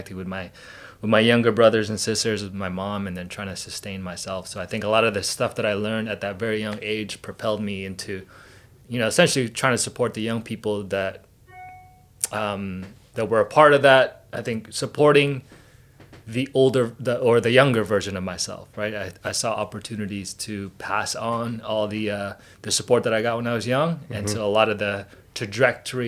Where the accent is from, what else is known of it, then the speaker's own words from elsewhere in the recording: Richmond, British Columbia, Canada; I moved to Canada when I was 7 years old. And it was a pretty interesting, tumultuous, like fun childhood growing up in Richmond, Steveston